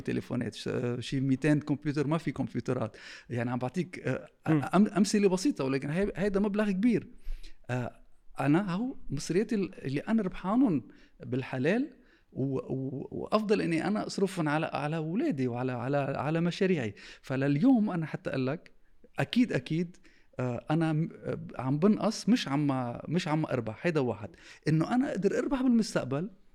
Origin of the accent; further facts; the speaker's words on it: Tripoli, North Governorate, Lebanon; moved away; انا ترشحت بطرابلس لان انا ابن طرابلس